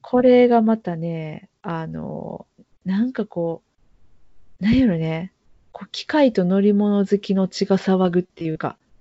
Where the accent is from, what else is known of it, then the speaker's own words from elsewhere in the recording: Kobe, Hyogo, Japan; 地元のものです